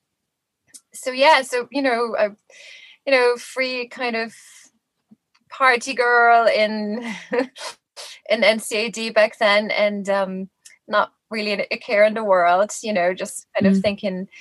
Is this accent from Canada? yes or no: no; Germany; moved away as an adult; now in Dublin, Ireland; I'm actually from Germany originally, but I've been here in Ireland. This is now my 18th year.